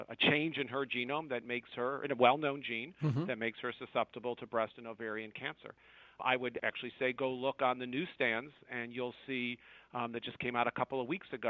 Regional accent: United States; as an American

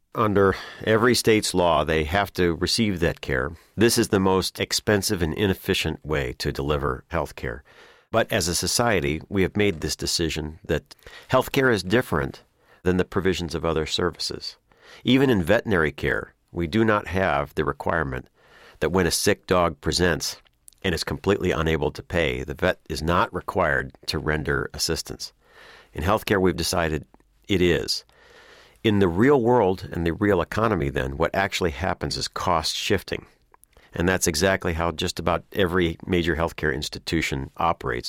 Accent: Illinois, United States; my home state of Illinois

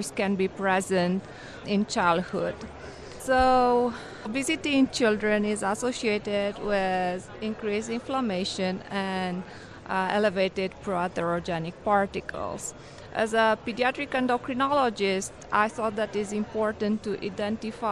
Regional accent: Romania; moved away as an adult; also born or lived in New York City, United States; now in Oklahoma City, United States; I'm originally from Romania. I did medical school in Romania, and I came in United States for residency

